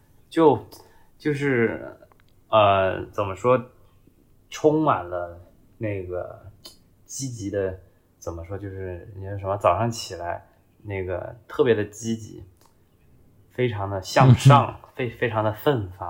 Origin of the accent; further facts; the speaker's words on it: Guangzhou, Guangdong, China; 作为一个广州人，竟然听着那张碟，然后就走错路了。